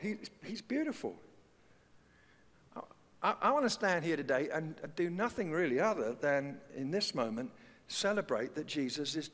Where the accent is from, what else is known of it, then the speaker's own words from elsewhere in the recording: London, United Kingdom; growing up in the East End of London